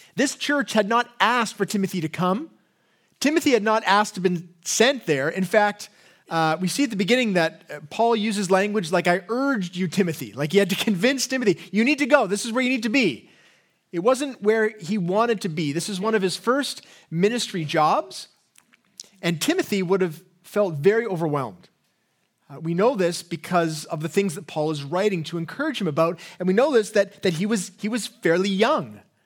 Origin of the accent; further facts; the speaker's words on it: England, United Kingdom; accent: English; my English accent